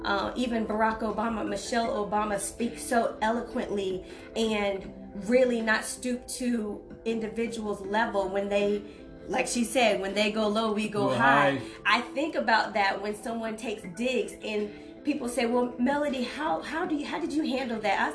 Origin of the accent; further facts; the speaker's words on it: United States; I'm from Polk County